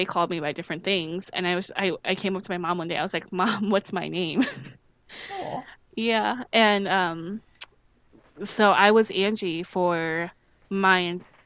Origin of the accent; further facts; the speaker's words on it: St. Charles, Missouri, United States; also born or lived in St. Louis, Missouri; I lived in St. Louis for part of my life, and then I lived in St. Charles. I think I lived for the biggest hunk of my adolescence